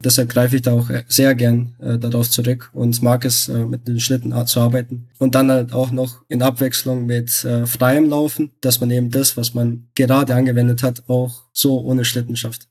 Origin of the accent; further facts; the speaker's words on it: Belgrade, Serbia; now in Munich, Germany; ich gebürtiger Bel Belgrader bin